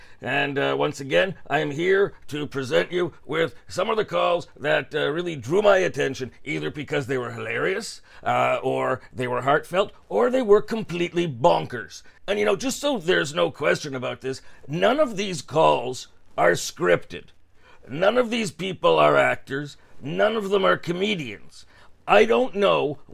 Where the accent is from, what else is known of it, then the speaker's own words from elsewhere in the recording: Toronto, Ontario, Canada; you and I originated from the same hood, or shtetl, so to speak, Willowdale